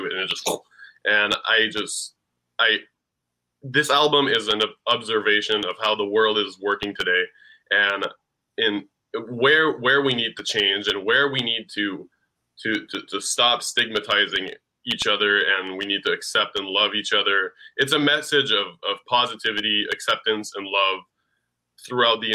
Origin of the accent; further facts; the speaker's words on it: Ottawa, Ontario, Canada; I'm from Ottawa